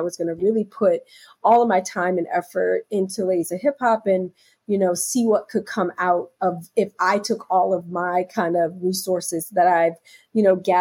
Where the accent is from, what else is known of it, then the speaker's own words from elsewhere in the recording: Philadelphia, Pennsylvania, United States; now in New York, United States; I'm originally from Philadelphia.